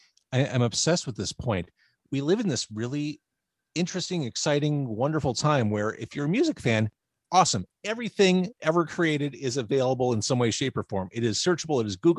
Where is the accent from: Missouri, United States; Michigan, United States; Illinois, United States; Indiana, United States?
Illinois, United States; Chicago; I was born Edgewater Hospital in Rogers Park.